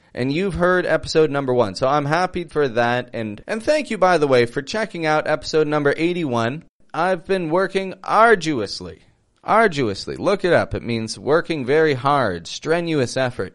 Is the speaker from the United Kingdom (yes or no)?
no; Toronto, Ontario, Canada; moved away as an adult; now in Mexico; I'm from Toronto, Canada